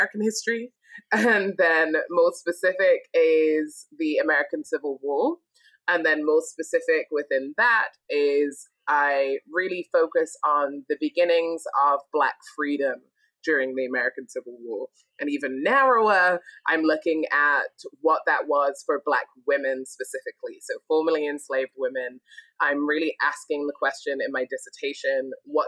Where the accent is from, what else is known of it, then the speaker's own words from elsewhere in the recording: Sunderland, North East England, United Kingdom; moved away as an adult; also born or lived in Glasgow, Scotland / Nashville, Tennessee; now in United States; I was born and raised in the north of England. Well, I was born in Scotland, raised in England